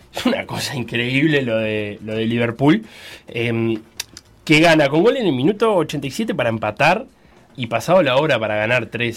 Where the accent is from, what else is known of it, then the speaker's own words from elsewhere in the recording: Uruguay; viéndolo como uruguayo